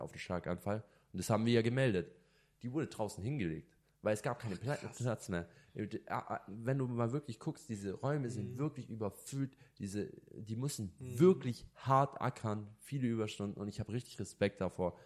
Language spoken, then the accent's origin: German; Germany; also born or lived in Lebanon (ancestry) / Italy (ancestry); ich bin hundert Prozent als Libanese, als Deutscher und Italiener, also meine Mischung